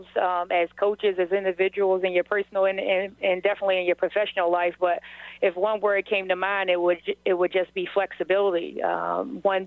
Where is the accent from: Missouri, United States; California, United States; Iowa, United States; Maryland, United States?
Maryland, United States; Baltimore; moved away as an adult; also born or lived in West Virginia / Birmingham, Alabama; now in Frederick, Maryland, United States; I'm originally from Baltimore, Maryland, so I played basketball at Weston High School